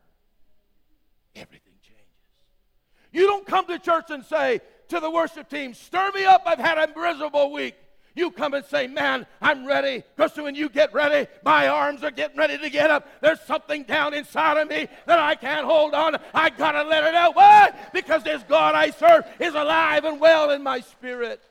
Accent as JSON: {"language": "English", "region": "Western Canada", "country": "Canada", "tie": "born or raised there", "said": "I grew up in Western Canada"}